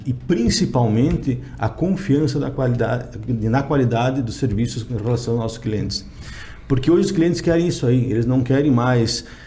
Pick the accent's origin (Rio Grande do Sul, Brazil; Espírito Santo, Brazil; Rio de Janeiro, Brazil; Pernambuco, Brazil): Rio Grande do Sul, Brazil; Erechim; Sou de Erechim, Rio Grande do Sul